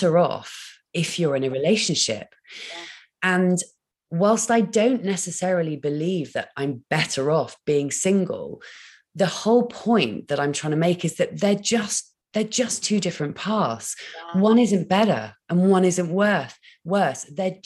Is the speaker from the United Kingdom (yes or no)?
yes; Dorset, South West England, United Kingdom; moved away; I'm born and bred in Dorset